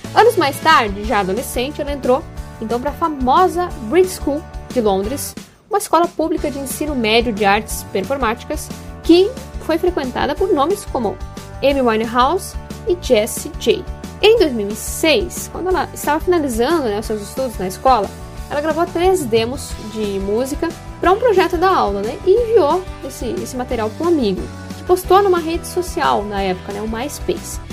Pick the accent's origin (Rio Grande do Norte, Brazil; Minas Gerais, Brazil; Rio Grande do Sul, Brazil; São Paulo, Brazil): Rio Grande do Sul, Brazil; Passo Fundo; é uma música em homenagem à minha cidade natal, né? Falando aí sobre as belezas da cidade de Passo Fundo